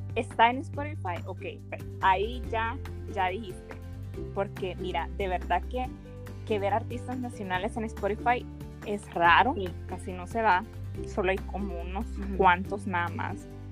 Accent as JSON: {"language": "Spanish", "country": "El Salvador", "said": "soy del Salvador"}